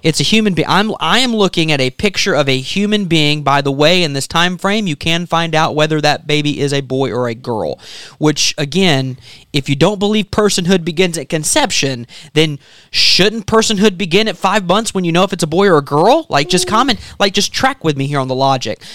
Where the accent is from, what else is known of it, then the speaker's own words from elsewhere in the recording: South Carolina, United States; born in South Carolina